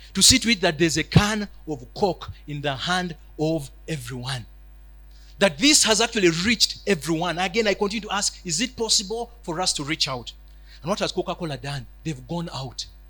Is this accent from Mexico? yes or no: no; Uganda